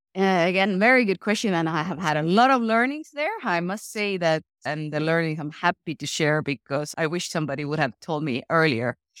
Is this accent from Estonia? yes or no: yes; Estonia; I come from Estonia, which today is the most digital country in the world. When I was sixteen, it was a very different place.